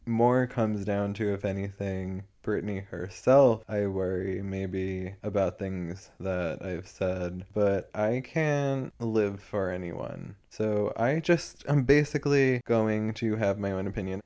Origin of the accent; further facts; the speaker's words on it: United States; I'm supposed to be ashamed of, like, being American